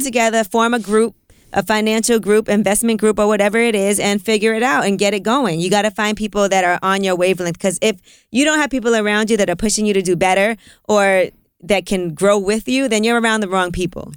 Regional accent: New York City, New York, United States; I grew up in Brooklyn

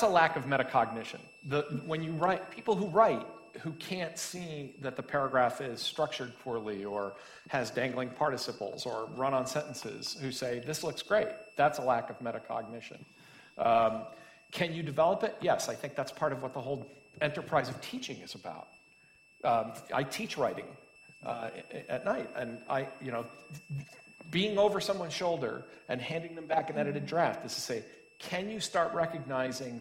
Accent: Massachusetts, United States; I'm from Massachusetts.

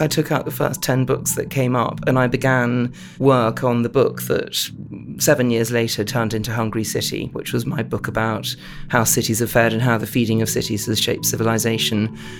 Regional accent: London, United Kingdom; I'm a Londoner, I was brought up in, in central London

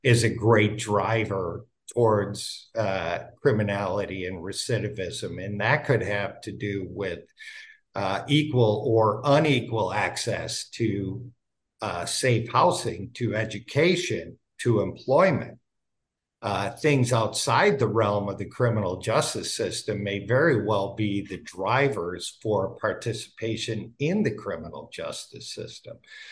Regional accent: Wisconsin, United States; moved away as an adult; now in Santa Barbara, United States; I was born and raised in Wisconsin

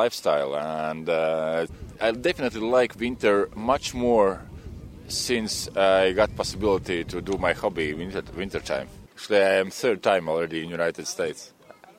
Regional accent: Latvia; English is a second language; I came from Latvia

